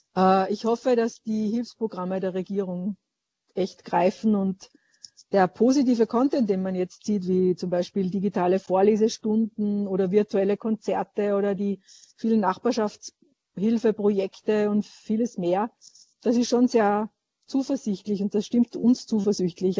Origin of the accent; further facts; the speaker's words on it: Niedernsill, Salzburg, Austria; now in Vienna, Austria; Niedernsill Bezirk Zell am See, Pinzgau, Land Salzburg.